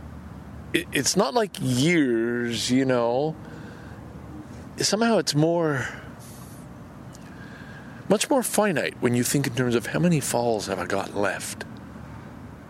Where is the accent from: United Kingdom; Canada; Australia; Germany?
Canada; as a Canadian